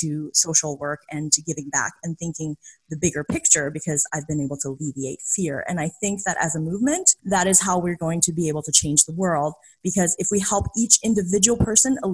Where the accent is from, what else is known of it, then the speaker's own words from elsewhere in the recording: China; now in Canada; I grew up in China and then eventually immigrated to Canada.